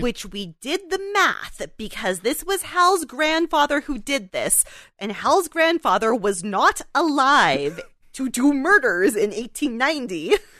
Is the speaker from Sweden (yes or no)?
no; Canada; we're Canadian